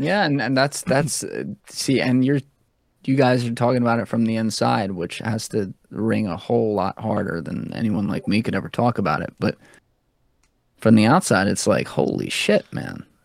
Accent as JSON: {"language": "English", "country": "United States", "said": "as an American"}